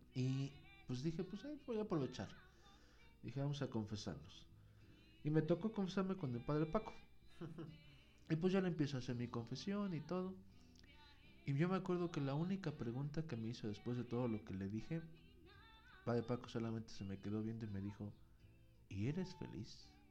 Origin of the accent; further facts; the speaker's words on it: Pachuca, Hidalgo, Mexico; la escuela donde yo estaba estaba en la colonia a un lado de donde está mi parroquia, de donde soy originario, que es la Resurrección en Pachuca.